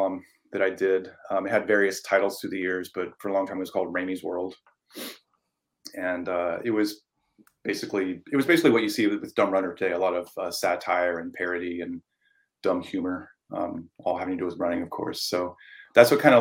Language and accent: English; Ohio, United States; moved away as an adult; now in Portland, United States; my hometown in Ohio